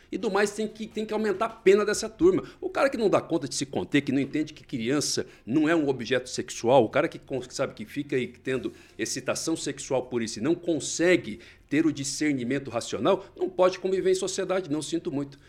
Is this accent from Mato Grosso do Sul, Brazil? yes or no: yes; Mato Grosso do Sul, Brazil; moved away; na minha terra natal, inclusive lá no Mato Grosso do Sul.